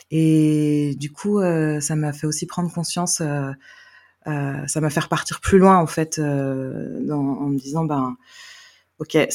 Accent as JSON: {"language": "French", "town": "Carnac", "region": "Brittany", "country": "France", "tie": "born or raised there", "also_born_or_lived": "Vannes", "said": "je viens de Bretagne je suis née à Vannes voilà et donc ben, je suis née sous X et donc euh, adoptée à l'âge de trois mois. Et puis j'ai grandi euh, à Carnac."}